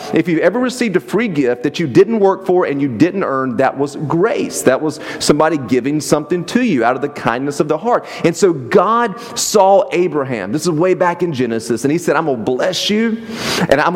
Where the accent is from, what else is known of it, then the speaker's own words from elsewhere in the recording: the South, United States; moved away; I was from the South